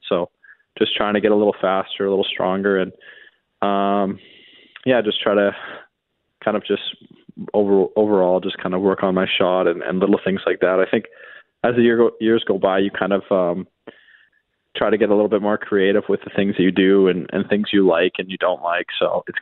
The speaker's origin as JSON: {"language": "English", "region": "Western Canada", "country": "Canada", "said": "being Canadian and being from out west"}